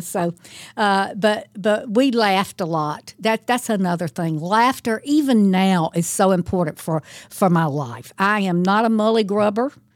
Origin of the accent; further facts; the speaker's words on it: Thomaston, Georgia, United States; Thomaston is my hometown